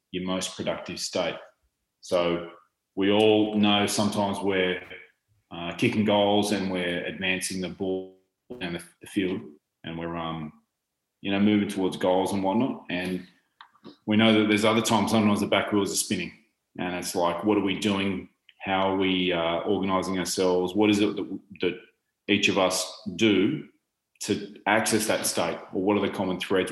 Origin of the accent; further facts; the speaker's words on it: Australia; moved away; my hometown, which is right in the southeast corner